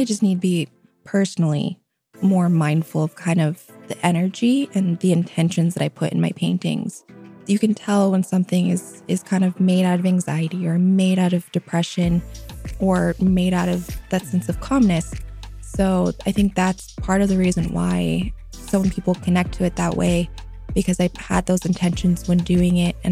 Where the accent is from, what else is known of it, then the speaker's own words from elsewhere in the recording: Anchorage, Alaska, United States; growing up in Anchorage